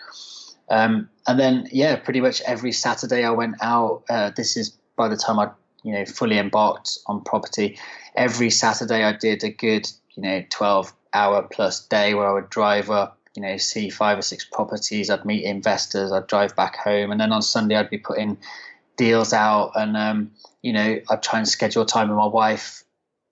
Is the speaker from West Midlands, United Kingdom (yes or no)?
yes; near Birmingham, West Midlands, United Kingdom; moved away as an adult; now in London, United Kingdom; I'm actually from the West Midlands originally, so near not far from Birmingham and on the West Midlands side